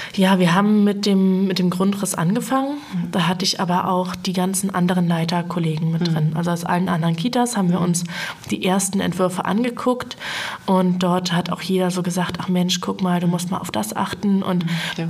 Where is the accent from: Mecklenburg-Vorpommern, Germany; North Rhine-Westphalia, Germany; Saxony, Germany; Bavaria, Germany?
Mecklenburg-Vorpommern, Germany; Feldberger Seenlandschaft; Ich bin in der Feldberger Seenlandschaft groß geworden.